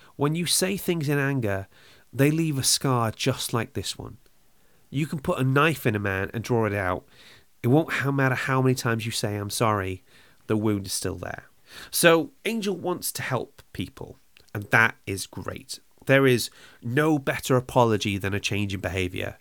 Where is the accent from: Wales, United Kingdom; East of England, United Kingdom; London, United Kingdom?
Wales, United Kingdom; I'm from Wales.